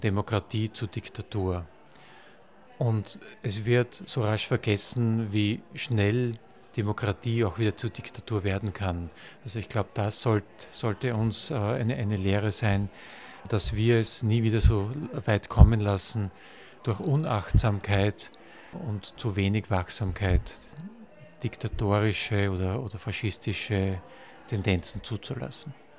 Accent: Gmünd, Lower Austria, Austria; Ich bin 1970 in Gmünd geboren, direkt an der österreichisch-tschechischen Grenze und erlebte die, die Zeit als Kind hautnah

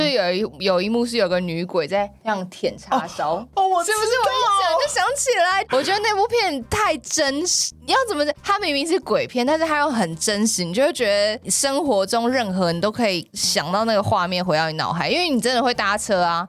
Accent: Taipei, Taiwan; 我觉得从小都住在台北

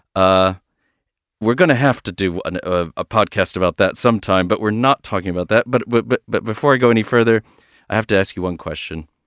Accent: United States; as an American

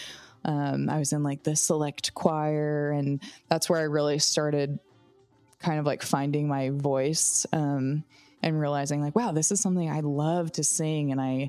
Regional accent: Voorheesville, New York, United States; now in San Diego, United States; I grew up in a really small town. It was actually referred to as a village, the village of Voorheesville.

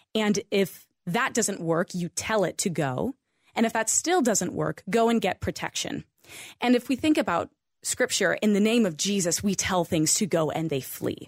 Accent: Idaho, United States; I grew up in Idaho

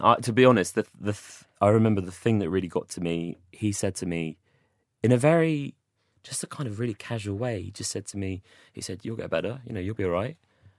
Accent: Watford, East of England, United Kingdom; born there; I was born in Watford. I was actually born in Watford.

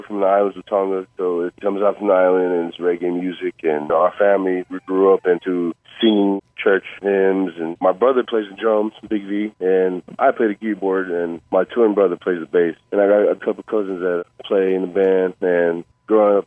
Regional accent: Euless, Texas, United States; moved away; also born or lived in Austin, Texas; We're originally from Euless. Growing up in that city

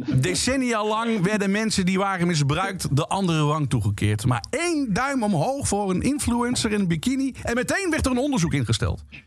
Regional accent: Limburg, Netherlands; Dus ik ben geboren en getogen in Limburg, de provincie van lekker eten en lekker drinken. Dat hoor je niet misschien

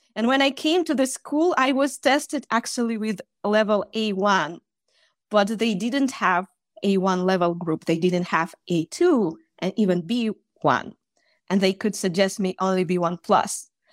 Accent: Russia; English is a second language; also born or lived in Chita, Russia; I'm from Russia, and I live in a small town, which is called Chita, in the east of Russia

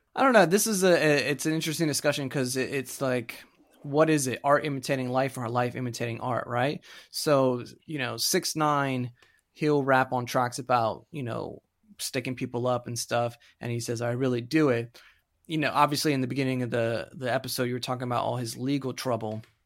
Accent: Florida, United States; I'm from Florida. I grew up there

